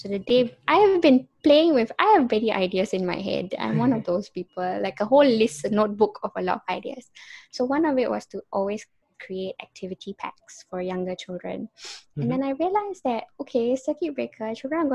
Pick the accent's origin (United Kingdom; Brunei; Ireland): Brunei; also born or lived in Singapore / Malaysia; born in Singapore, raised in Brunei and Malaysian citizen